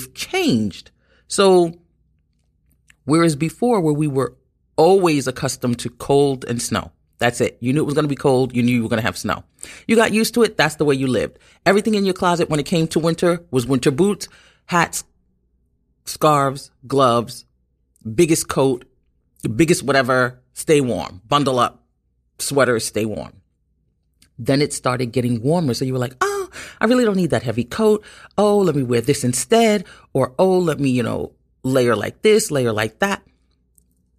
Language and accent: English; New York City, New York, United States; being born and raised in Brooklyn and living in New York all my life